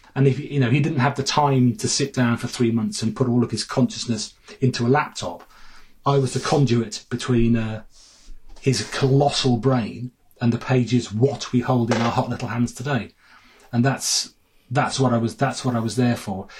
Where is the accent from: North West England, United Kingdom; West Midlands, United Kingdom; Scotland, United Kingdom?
West Midlands, United Kingdom; Sutton Coldfield; moved away as an adult; also born or lived in Bath; I'm from Four Oaks